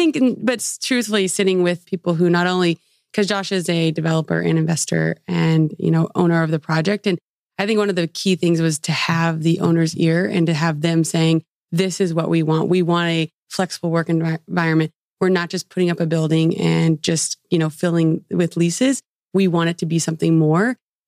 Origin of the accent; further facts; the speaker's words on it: Kansas City, United States; also born or lived in San Francisco; now in Northwest Arkansas, United States; I would have never thought in a million years I'd move to Northwest Arkansas. I grew up in Kansas City. I was in San Francisco and I fell in love here